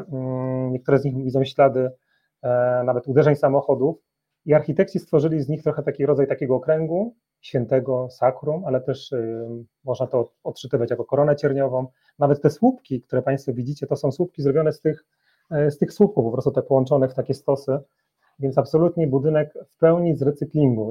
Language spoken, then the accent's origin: Polish; Silesian Voivodeship, Poland; moved away as an adult; now in Warsaw, Poland; Od 10 lat e, mieszkam w Warszawie, natomiast jestem górnoślązakiem, y, dumnym z tego, skąd pochodzę